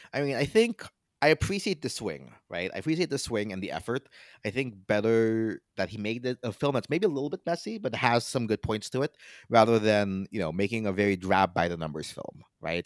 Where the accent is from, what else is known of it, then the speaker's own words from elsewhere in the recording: Philippines; as a Filipino